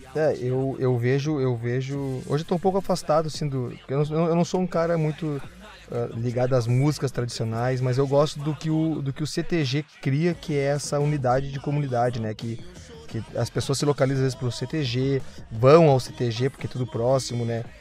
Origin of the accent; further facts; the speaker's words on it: Gravataí, Rio Grande do Sul, Brazil; eu também sou de Gravataí, né? Nascido e, e criado aqui